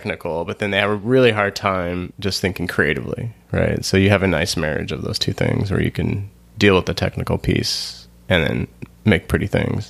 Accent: Montana, United States; I was born in Montana, and I lived in Montana a lot, so identify the whole state is where I'm from.

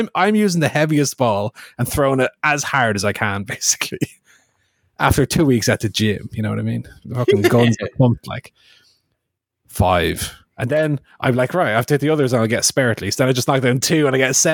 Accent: Ireland; As far as being an Irish

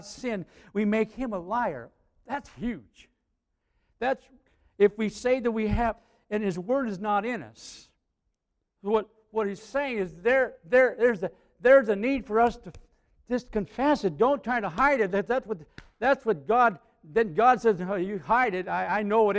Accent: Aitkin, Minnesota, United States; I was from Aiken

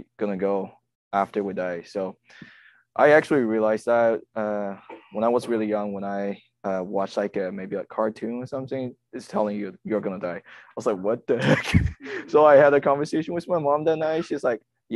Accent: China; moved away as an adult; now in United States; I come from China, and I've been here 2.5 years already.

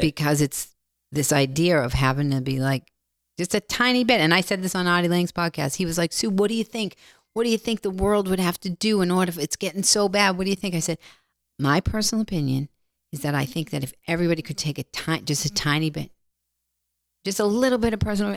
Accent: Boston, Massachusetts, United States; I'm from Boston.

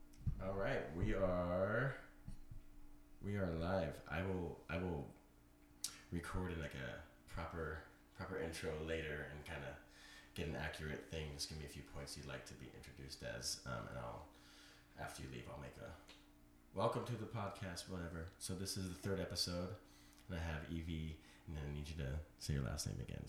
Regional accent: Pennsylvania, United States; I'm from Pennsylvania.

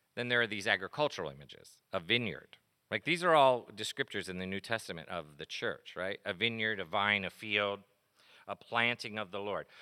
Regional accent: East Coast, United States; I grew up on the East Coast

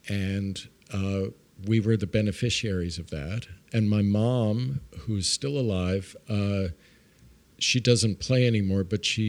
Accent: Brooklyn, New York, United States; I grew up in Brooklyn. I grew up in Brooklyn Heights, which is right across the bridge.

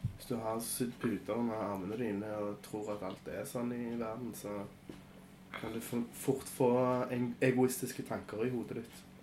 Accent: Kraków, Lesser Poland, Poland; moved away; jeg kommer fra Krakow

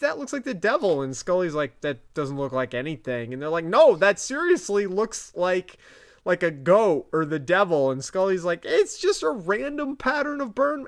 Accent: Vermont, United States; my accent's fucking it up. Um, Us Vermonters

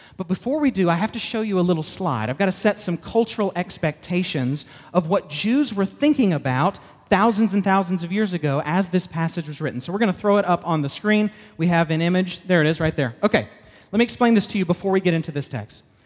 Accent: the South, United States; I'm from the South

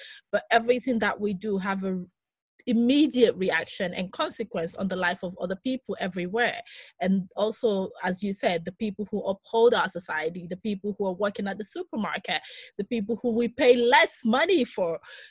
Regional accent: Nigeria; I am a Nigerian, but I'm also Greek, but I'm also someone who's lived in different metropolitan, so it makes sense, Afropolitan.

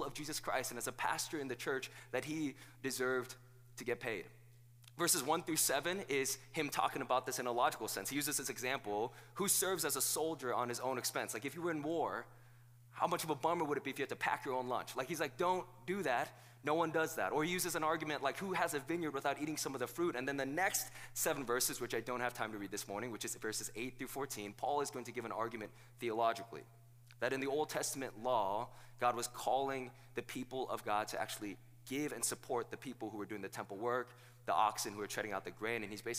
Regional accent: South Korea; now in United States; I wasn't born here in the United States. I was born in South Korea

